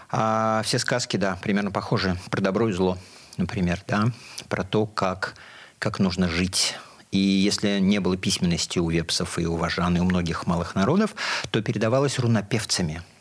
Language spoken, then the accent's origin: Russian; Bashkortostan, Russia; moved away as an adult; also born or lived in Ufa; now in Saint Petersburg, Russia; То есть я родился в Башкирии, учился в Уфе, а потом 40 лет назад переехал в город Ленинград.